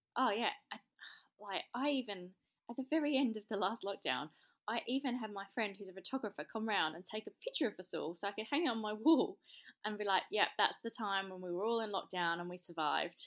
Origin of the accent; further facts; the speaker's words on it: London, United Kingdom; moved away as an adult; also born or lived in Melbourne / Sydney; now in Australia; I am in English. I come from South East London, but I have been here for twelve years